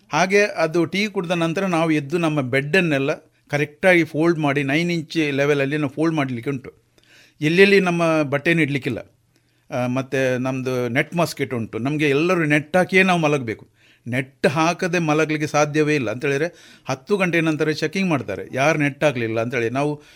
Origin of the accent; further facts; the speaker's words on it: Naithadi, Kemminje village, Karnataka, India; ನನ್ನ ಜನಿಸಿದ ಊರು ಇಲ್ಲಿ ನೈತಾಡಿಯಲ್ಲಿ ಕೆಮಿಜೆ ಗ್ರಾಮ ನೈತಾಡಿಯಲ್ಲಿ